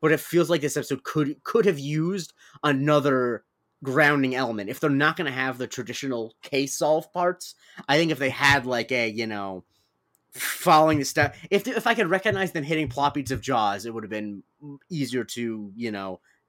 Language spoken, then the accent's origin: English; Florida, United States; Growing up in Florida, some people.